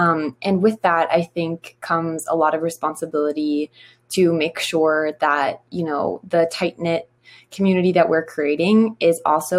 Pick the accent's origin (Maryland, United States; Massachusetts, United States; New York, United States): Maryland, United States; Garrett County; born or raised there